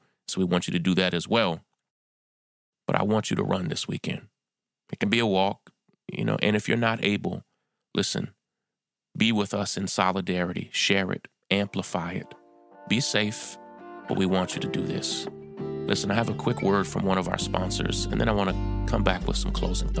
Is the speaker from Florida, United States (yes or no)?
no; New York, United States; in my hometown of New York